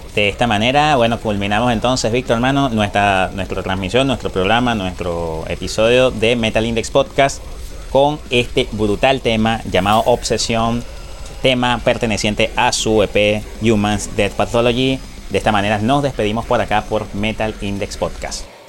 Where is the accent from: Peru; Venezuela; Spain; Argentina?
Venezuela